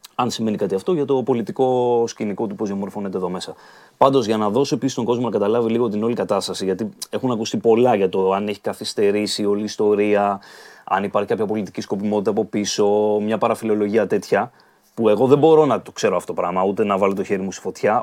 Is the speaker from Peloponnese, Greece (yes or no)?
no; Dafni, Attica, Greece; στη Δάφνη, στην οδό Αγίας Βαρβάρας κεντρικά, κοντά εκεί που μεγάλωσα κιόλα